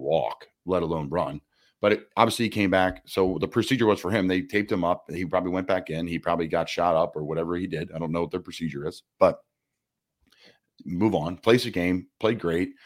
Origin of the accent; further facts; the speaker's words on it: Doylestown, Pennsylvania, United States; my hometown, Doylestown, Pennsylvania